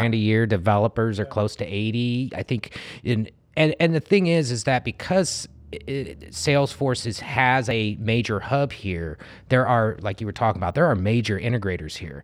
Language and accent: English; Indianapolis, Indiana, United States; I grew up in Indy